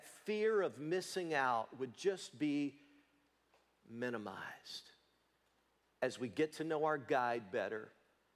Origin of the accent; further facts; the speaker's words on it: Leoma, Tennessee, United States; moved away; little boy growing up in Leoma, Tennessee